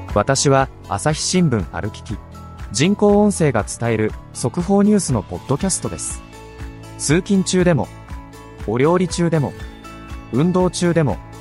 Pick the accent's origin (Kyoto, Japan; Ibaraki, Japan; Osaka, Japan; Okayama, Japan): Kyoto, Japan; Uji; 生まれも私京都の宇治